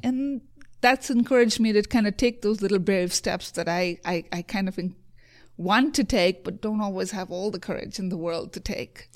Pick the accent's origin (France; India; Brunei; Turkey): India; moved away; also born or lived in Provo, Utah; I grew up in India.